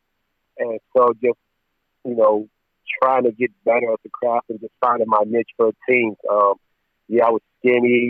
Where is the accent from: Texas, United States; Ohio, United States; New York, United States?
Ohio, United States; Cleveland; growing up in Cleveland, my project